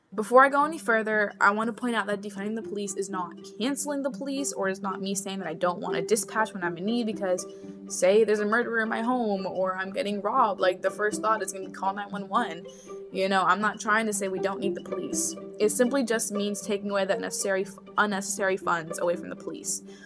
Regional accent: Florida, United States; I was born in Florida, so I'm a natural born citizen

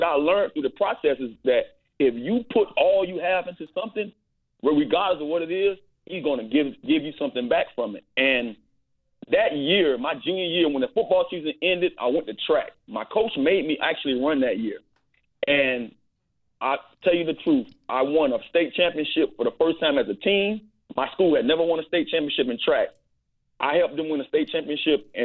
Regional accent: Miami, Florida, United States; I grew up in Liberty City in a house with 15-plus people

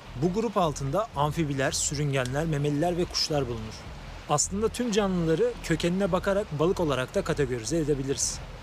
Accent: Turkey

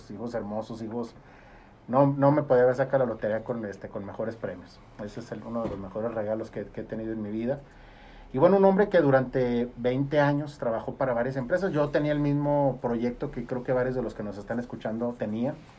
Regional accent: Gómez Palacio, Durango, Mexico; Yo, soy oriundo de Gómez, vivo en Gómez.

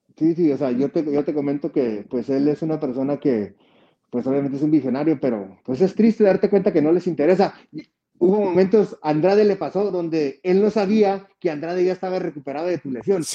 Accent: Mexico; como latino, como mexicano

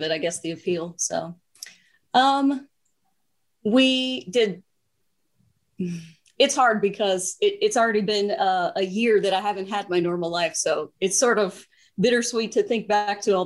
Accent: Kansas, United States; moved away as an adult; now in Los Angeles, United States; I'm from Kansas. So I did 20 years of hard winter

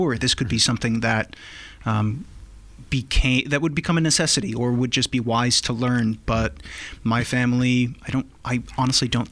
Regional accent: Millbury, Massachusetts, United States; moved away as an adult; now in Prague, Czech Republic; I hail from the flat and tepid wastes of Millbury, Massachusetts, center of Massachusetts, about 45 to 55 minutes west of Boston.

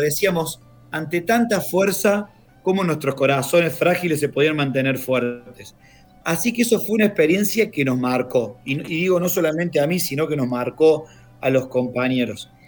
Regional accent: Córdoba, Argentina; moved away as an adult; also born or lived in Buenos Aires; now in Sarmiento, Argentina; yo soy del interior, soy de Córdoba

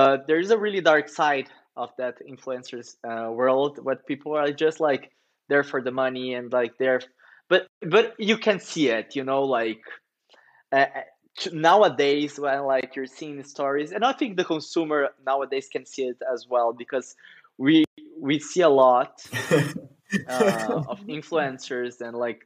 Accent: Curitiba, Paraná, Brazil; moved away as an adult; now in São Paulo, Brazil; I'm from Curitiba

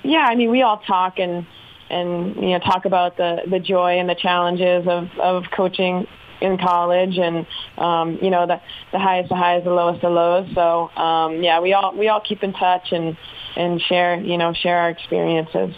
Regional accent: Boston, Massachusetts, United States; moved away as an adult; also born or lived in Chapel Hill, North Carolina; growing up in Massachusetts

